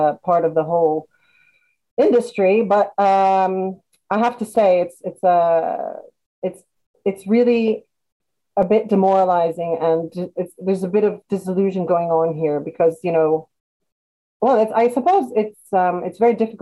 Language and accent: English; Italy; moved away as an adult; now in United Kingdom; I came to the UK from Italy. I'm originally Italian